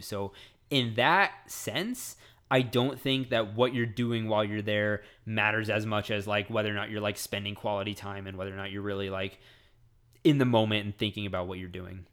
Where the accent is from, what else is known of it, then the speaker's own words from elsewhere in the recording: Frisco, Texas, United States; I'm a hick from Frisco